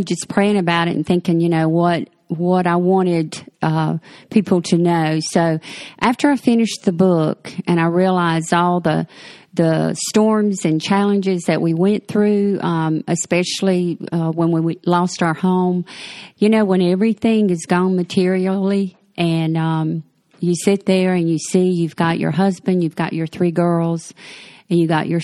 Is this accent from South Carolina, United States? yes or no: yes; Mullins, South Carolina, United States; moved away as an adult; I was born in Mullen, South Carolina, and that's about 50 miles from Myrtle Beach, and lived there till I was in my late 30s